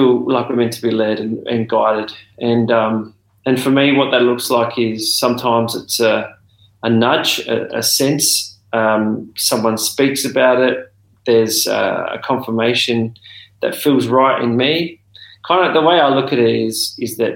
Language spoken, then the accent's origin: English; Adelaide, South Australia, Australia; moved away as an adult; also born or lived in Darwin; now in Melbourne, Australia; I was born in Darwin and came to Adelaide when I was about 2 years old, and then grew up in Adelaide and then moved to Melbourne when I was 35 years old.